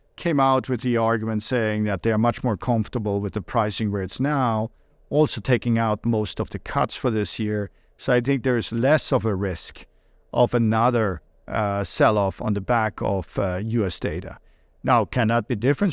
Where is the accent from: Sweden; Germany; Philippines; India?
Sweden; moved away; I was born and raised in Sweden